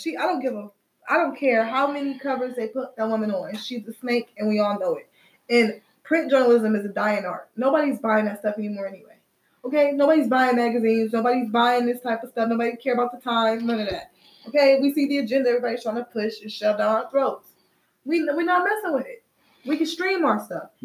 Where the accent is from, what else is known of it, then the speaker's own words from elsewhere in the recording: Midwest, United States; I'm from the Midwest.